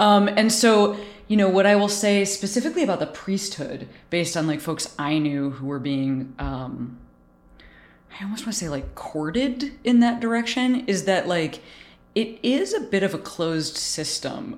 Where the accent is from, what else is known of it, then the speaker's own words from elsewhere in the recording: Chicago, Illinois, United States; moved away; also born or lived in Boston; was raised in Chicago